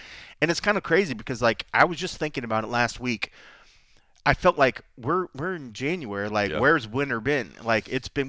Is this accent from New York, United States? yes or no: no; Texas, United States; I grew up in Texas